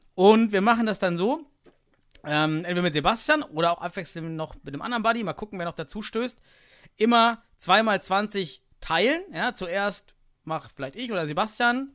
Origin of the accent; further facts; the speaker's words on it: East Germany, Germany; ich komme aus dem Osten